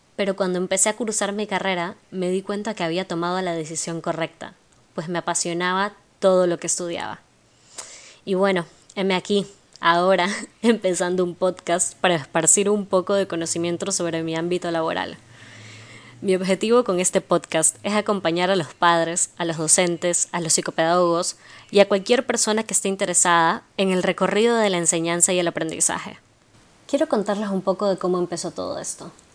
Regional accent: Guayaquil, Guayas, Ecuador; also born or lived in Argentina; soy guayaquileña

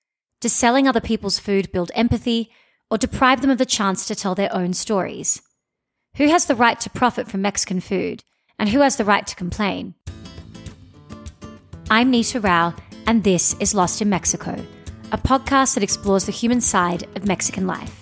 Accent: Australia; I'm an Indian Australian who doesn't speak any Hindi

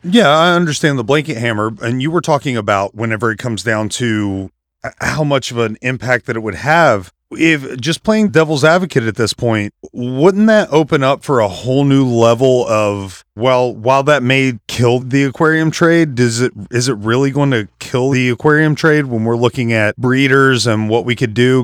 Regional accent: West Virginia, United States; I'm from West Virginia

